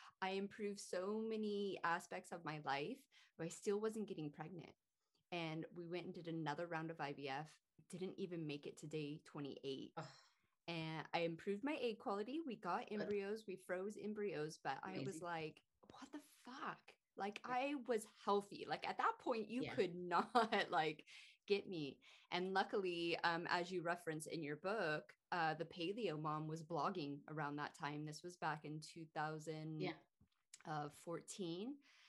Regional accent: California, United States; moved away; And I kind of feel lucky because I'm originally from California.

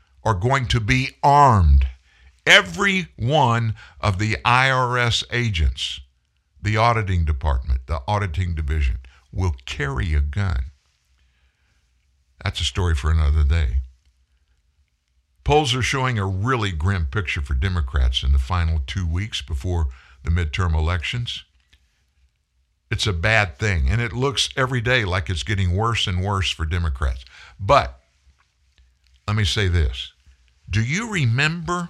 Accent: South Louisiana, United States; I'm from South Louisiana.

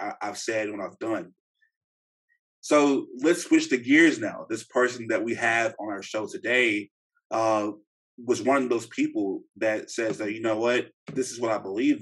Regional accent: Shreveport, Louisiana, United States; moved away; I'm from Shreveport, Louisiana, originally

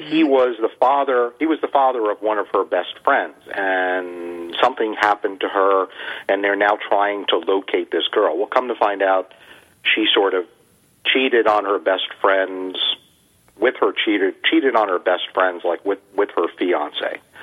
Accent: United States; I was raised in the United States

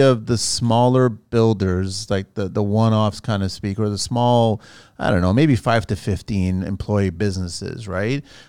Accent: Canada; also born or lived in Portugal; I'm Canadian, but I'm Portuguese

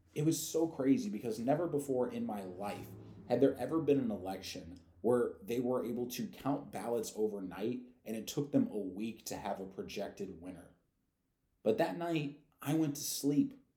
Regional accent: St. Louis, Missouri, United States; I come from St. Louis, which is per capita the most dangerous city in the United States

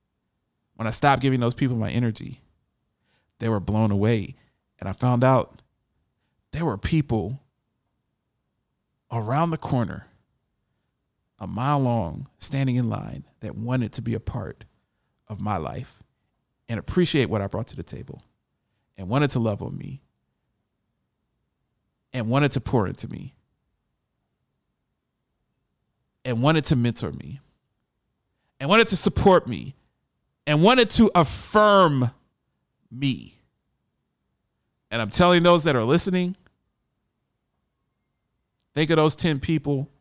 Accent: Columbus, Ohio, United States; I'm from Columbus, Ohio

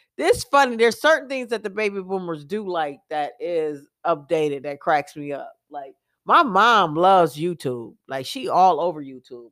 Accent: United States; I'm glad I live in America. I'm glad I'm American

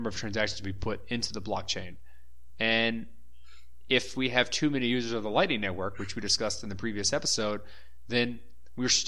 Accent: Texas, United States; now in Brazil; We're all from Texas

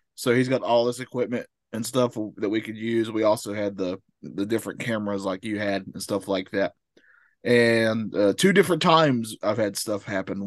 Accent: the South, United States; I'm from the South.

